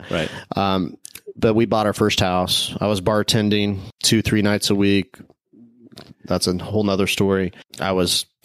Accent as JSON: {"language": "English", "region": "Midwest", "country": "United States", "said": "I mean, he hired me because I was from the Midwest."}